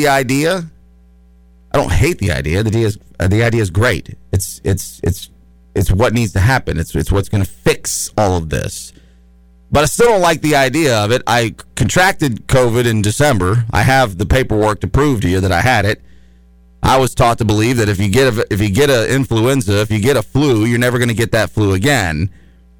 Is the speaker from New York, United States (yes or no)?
no; Chattanooga, Tennessee, United States; I was growing up in East Brainerd